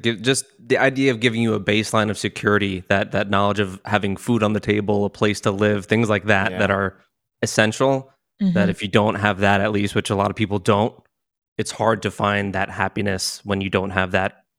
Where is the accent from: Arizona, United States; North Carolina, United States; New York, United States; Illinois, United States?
New York, United States; moved away as an adult; now in Seattle, United States; I'm from New York. I just moved here to Seattle like 7 months ago.